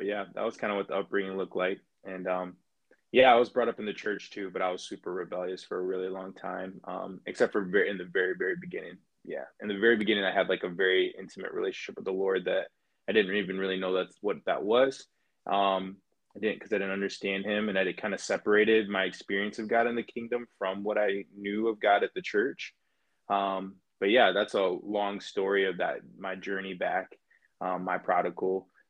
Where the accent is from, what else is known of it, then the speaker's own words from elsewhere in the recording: Illinois, United States; So I'm from Illinois, and both sides of my family, my mom and my dad, have a lot of like family roots in Illinois.